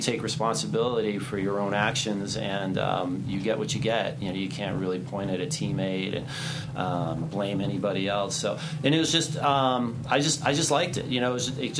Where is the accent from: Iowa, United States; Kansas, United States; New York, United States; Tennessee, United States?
New York, United States; born there; One of the reasons why I was born in New York.